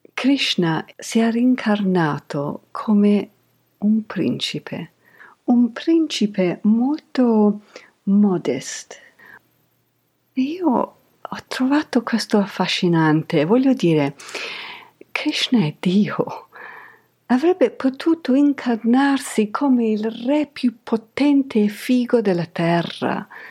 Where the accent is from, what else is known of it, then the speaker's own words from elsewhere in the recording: England, United Kingdom; io sono cresciuta in Inghilterra negli anni Ottanta